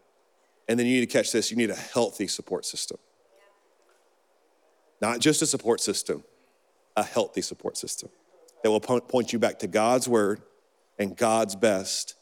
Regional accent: Birmingham, Alabama, United States; little good Christian, little Baptist boy in Birmingham

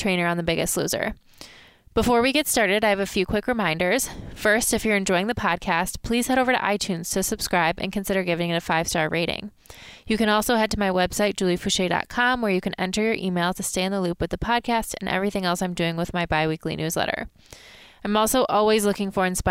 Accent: Michigan, United States; I'm from Michigan. And it's not Chicago, but it is the Midwest

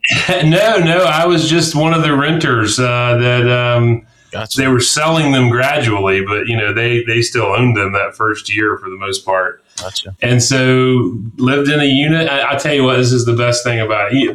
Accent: Atlanta, Georgia, United States; also born or lived in Columbia, South Carolina; I was born in Columbia, South Carolina. Um, all of my mom's side of the family's uh, South Carolinians. And so I grew up uh, though outside of Atlanta, the northeast suburbs of Atlanta, Gwinnett County

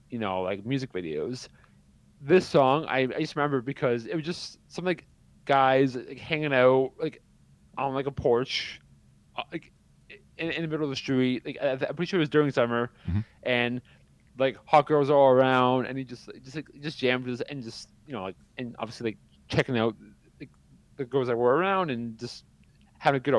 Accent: Canada; If you want to bash me because I'm Canadian, go for

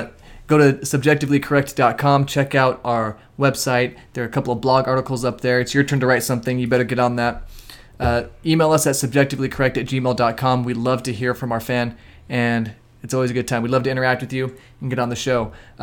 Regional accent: Nevada, United States; growing up in Nevada

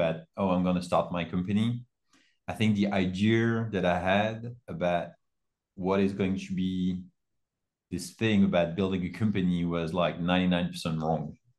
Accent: France; also born or lived in United States; I'm originally from France

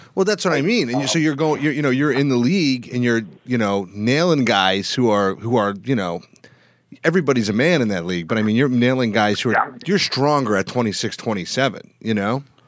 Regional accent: Canada; I'm from Canada

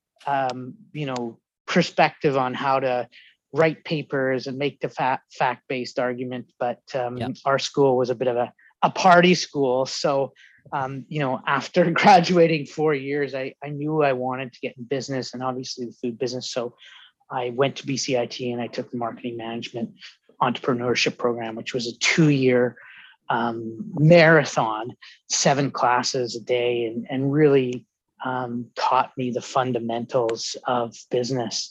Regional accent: Vancouver, British Columbia, Canada; also born or lived in Calgary; born and raised Vancouverite

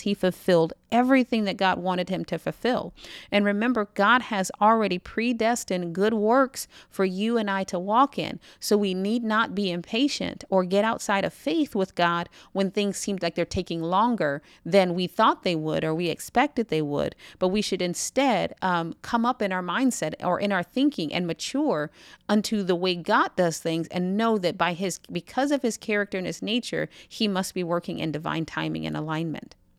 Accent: United States; I'm American

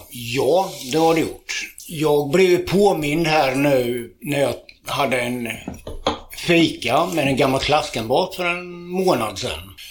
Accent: Tranås, Jönköping County, Sweden; also born or lived in Köping / Kolsva / Västmanland; jag har bott här sedan jag var inte hundra, men fyra eller fem år

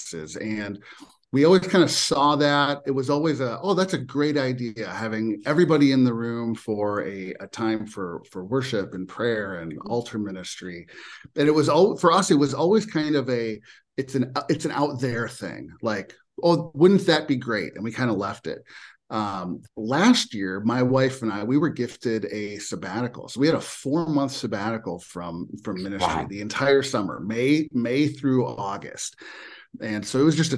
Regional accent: Minnesota, United States; born and raised in Minnesota

